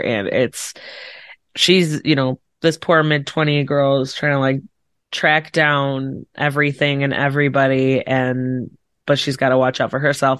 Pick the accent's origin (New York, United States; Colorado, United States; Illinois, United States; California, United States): Illinois, United States; Chicago suburbs; I'm from, like, Chicago suburbs